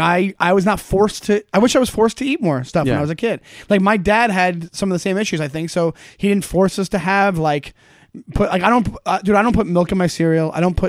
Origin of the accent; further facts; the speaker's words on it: Long Island, New York, United States; I grew up in Long Island.